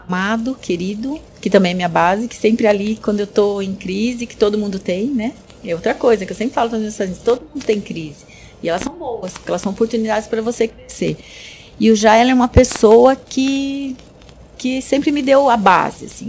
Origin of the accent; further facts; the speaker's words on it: Brazil; nasci no Brasil, sou terceira geração, né? Meus avós vieram do Japão.